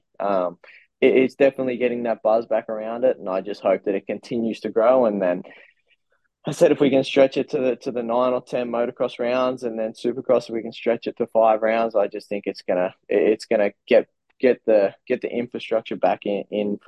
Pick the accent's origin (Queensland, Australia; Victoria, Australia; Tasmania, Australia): Queensland, Australia; for me up here being a Queenslander